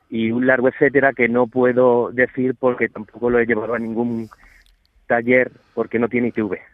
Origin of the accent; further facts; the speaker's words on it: Ronda, Andalusia, Spain; De Ronda. Yo soy de Ronda